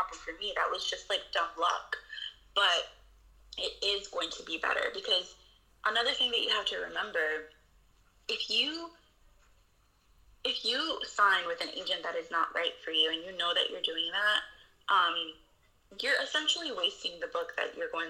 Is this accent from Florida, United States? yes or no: no; New York City, New York, United States; I grew up in the Bronx